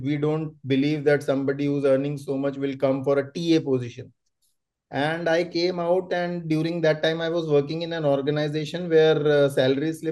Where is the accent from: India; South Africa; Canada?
India; Jaipur, Rajasthan; moved away as an adult; also born or lived in Bangalore; I'm from Rajasthan